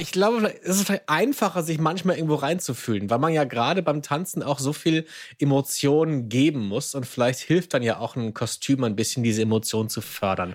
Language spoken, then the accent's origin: German; Hamburg, Germany; ich bin Hamburger